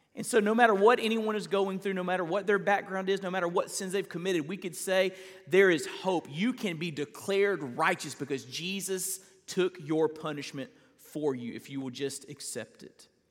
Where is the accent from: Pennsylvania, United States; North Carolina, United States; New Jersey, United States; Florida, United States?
Florida, United States; Perry; I grew up in Perry, Florida